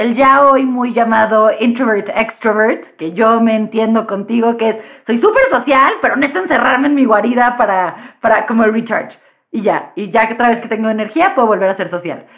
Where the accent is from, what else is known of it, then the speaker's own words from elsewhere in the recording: Mexico City, Mexico; como buena chilanga y aparte buena chilanga de ambiente liberal